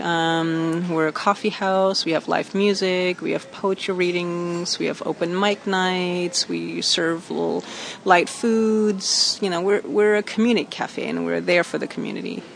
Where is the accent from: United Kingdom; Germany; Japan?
Germany; moved away as an adult; now in Long Beach, United States; I was born in Germany, and I moved here about in 1989 to Long Beach and I came as a student.